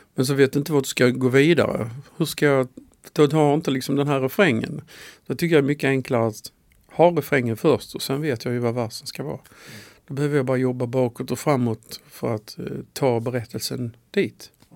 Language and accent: Swedish; Skåne, Sweden; Jag är ju från Skåne